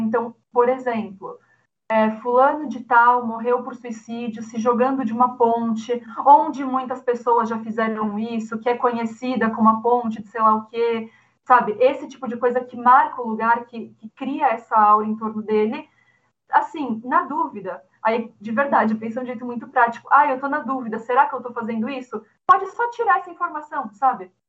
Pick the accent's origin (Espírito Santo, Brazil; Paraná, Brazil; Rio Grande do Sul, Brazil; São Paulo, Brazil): São Paulo, Brazil; eu sou de São Paulo, São Paulo capital